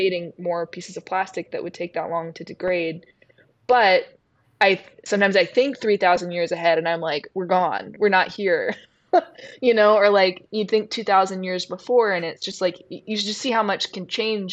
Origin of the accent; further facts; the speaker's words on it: Mississippi, United States; We spent a lot of time in church because I'm from Mississippi, and that's in the small town that I'm from, that's where your whole social life is